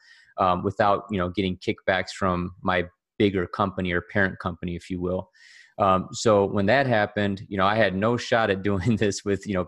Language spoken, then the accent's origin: English; Cleveland, Ohio, United States; born and raised in Cleveland, Ohio, just a regular guy